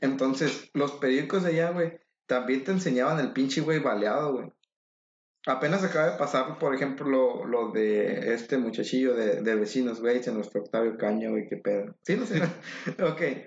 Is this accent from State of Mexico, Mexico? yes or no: yes; State of Mexico, Mexico; moved away; yo soy del Estado de México